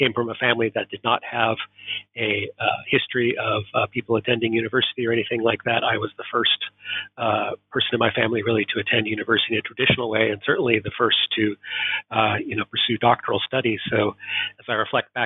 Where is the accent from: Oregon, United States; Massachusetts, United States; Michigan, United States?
Oregon, United States; Portland; moved away as an adult; also born or lived in East Coast, United States / Southern California; now in Edinburgh, United Kingdom; I was born and raised in Portland, Oregon in the United States